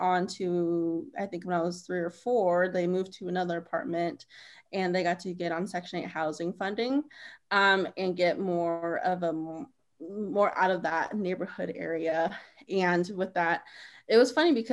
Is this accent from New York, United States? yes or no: no; Kansas, United States; I'm Navajo and I'm from Kansas